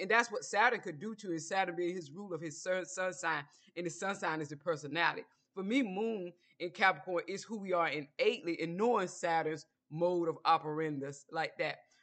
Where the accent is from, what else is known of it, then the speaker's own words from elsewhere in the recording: Georgia, United States; I'm from Georgia